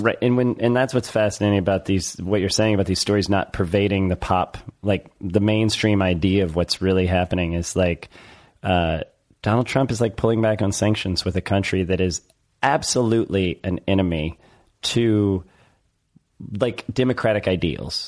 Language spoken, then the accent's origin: English; United States; I'm American